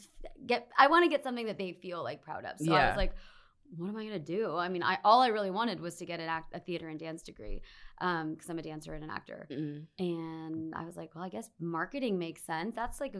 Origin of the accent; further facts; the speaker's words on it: Arlington, Texas, United States; moved away as an adult; also born or lived in Austin, Texas; now in Los Angeles, United States; I am born and raised in Arlington.